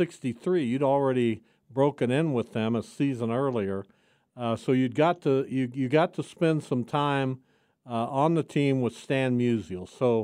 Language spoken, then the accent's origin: English; Canada; because I'm Canadian